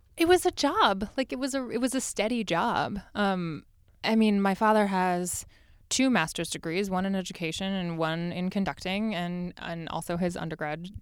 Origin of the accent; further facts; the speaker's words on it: Los Angeles, California, United States; I grew up in Los Angeles